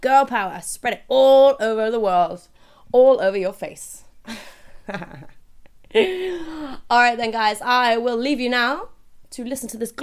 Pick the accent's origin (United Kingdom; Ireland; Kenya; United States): United Kingdom; I'm British